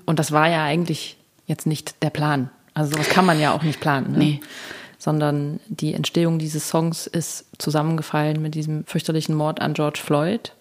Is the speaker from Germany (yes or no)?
yes; Thuringia, Germany; Also ich komme aus Thüringen.